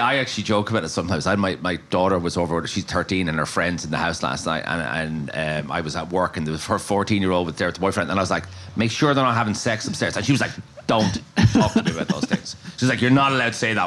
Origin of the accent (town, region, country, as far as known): Maynooth, Leinster, Ireland; born or raised there; moved away as an adult; also born or lived in Dublin, Ireland; now in Galway, Ireland